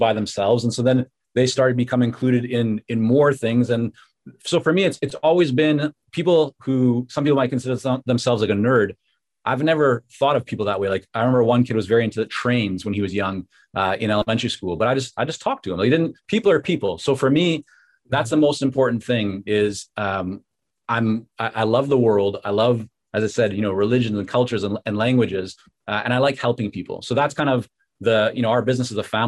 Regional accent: Vancouver, British Columbia, Canada; English is a second language; also born or lived in Toronto / Israel; when I came back to Canada, this time to Vancouver at the age of 6 and a half, I didn't speak English

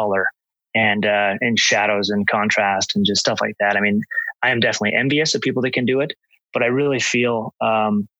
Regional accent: Oregon, United States; I grew up in Oregon

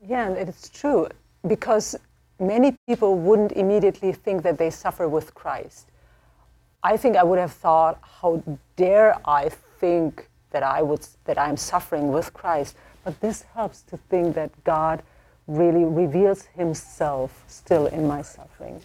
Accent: Germany; moved away; I am from Germany

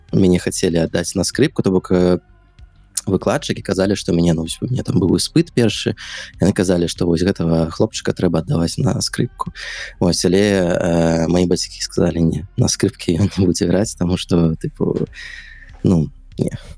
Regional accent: Minsk, Belarus; я нарадзіўся ў Мску ўсё сваё жыццё пражыў Мску

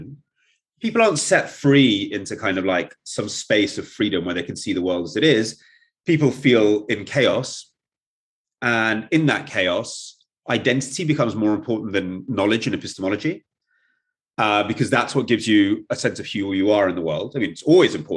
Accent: England, United Kingdom; first language Russian; also born or lived in Kyiv, Ukraine / Germany / Russia; I grew up entirely in England and a bit in Germany.

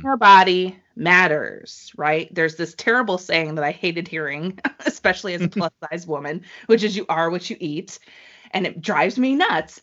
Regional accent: New England, United States; I'm from New England

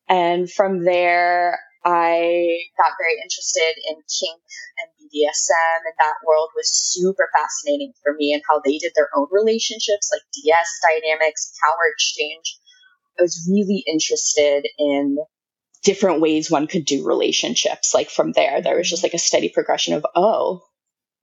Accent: Washington, District of Columbia, United States; I grew up on the East Coast, like in the DC area.

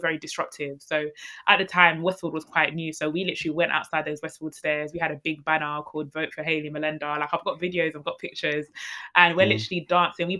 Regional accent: London, United Kingdom; I'm from East London, coming from the borough of Newham. Grew up in a single parent household.

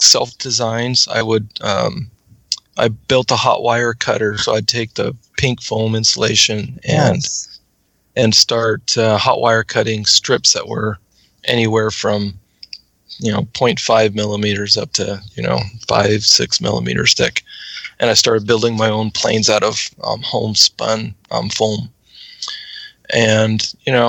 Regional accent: Missoula, Montana, United States; now in Worcester, United States; I grew up in Missoula, Montana, which is western Montana

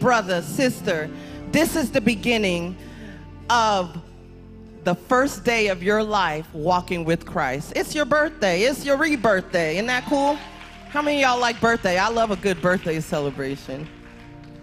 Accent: New York City, New York, United States; I'm from Brooklyn

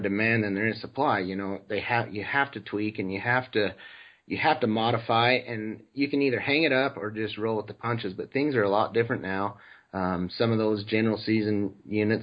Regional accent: Utah, United States; Growing up in Utah

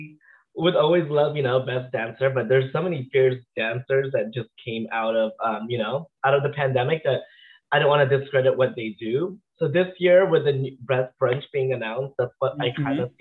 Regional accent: Philippines; moved away; As a child, I grew up in the Philippines. I was born in the Philippines.

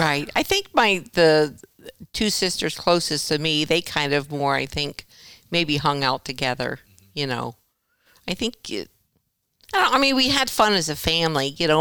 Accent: Vero Beach, Florida, United States; I was born in Vero Beach, Florida.

